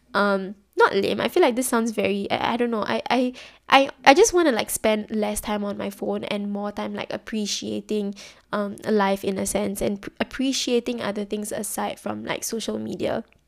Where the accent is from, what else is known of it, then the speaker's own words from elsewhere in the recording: Singapore; especially being Singaporean